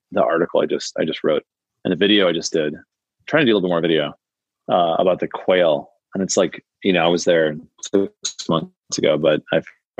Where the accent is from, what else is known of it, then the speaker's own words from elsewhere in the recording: Midwest, United States; I'm from the Midwest